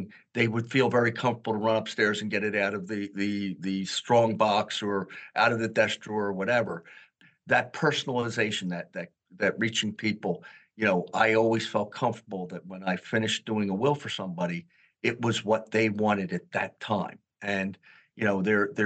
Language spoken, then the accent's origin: English; Philadelphia, Pennsylvania, United States; moved away as an adult; now in New Jersey, United States; I was born and raised in Philadelphia